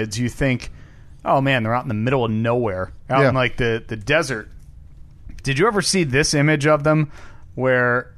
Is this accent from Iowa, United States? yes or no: no; New Jersey, United States; now in Midwest, United States; Of course I'm from New Jersey. I'm from New Jersey.